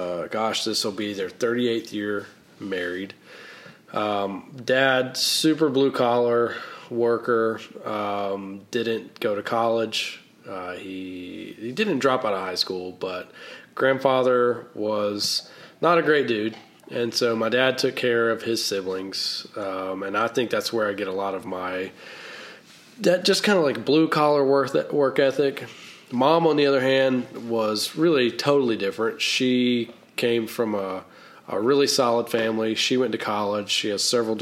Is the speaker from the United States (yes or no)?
yes; North Carolina, United States; accent: Southern; moved away; also born or lived in Washington, D.C.; I grew up in a very small town in North Carolina